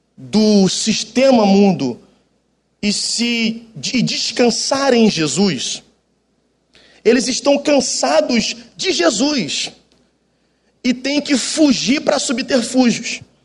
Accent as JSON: {"language": "Portuguese", "area": "Baixada Fluminense", "region": "Rio de Janeiro", "country": "Brazil", "also_born_or_lived": "Jacarepaguá, Rio de Janeiro", "lives_now": "Rio de Janeiro, Brazil", "said": "eu sou da Baixada Fluminense, depois eu vim morar com 16 anos aqui na, em Jacarepaguá, e depois fiquei o restante da vida aqui"}